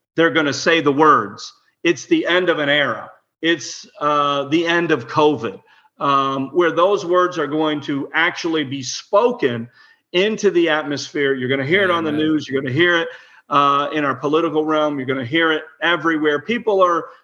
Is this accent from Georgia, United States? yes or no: no; Illinois, United States; I was born in Illinois, so I know that area well.